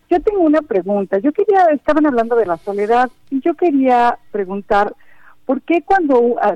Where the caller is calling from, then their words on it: Miami, Florida, United States; de Miami, Florida.